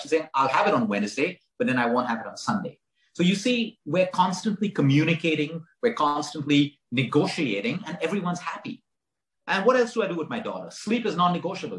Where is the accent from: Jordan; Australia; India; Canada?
India; Goa; as a teenager, I grew up in Goa, and Goa at that point was a hippie time